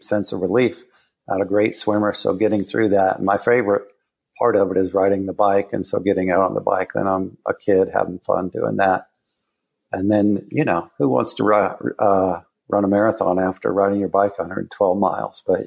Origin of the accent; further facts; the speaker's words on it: Southern Colorado, United States; moved away; I was born in Southern Colorado